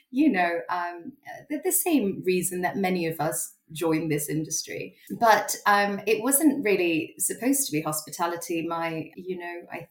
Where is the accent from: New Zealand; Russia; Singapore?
Singapore; I grew up in Singapore.